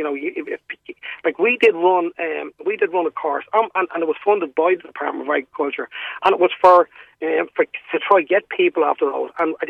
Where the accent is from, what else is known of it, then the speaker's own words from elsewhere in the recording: Munster, Ireland; But I'm from Kerry.